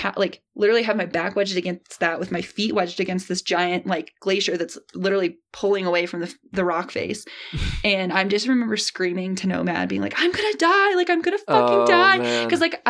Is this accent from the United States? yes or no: yes; Midwest, United States; I grew up in the Midwest.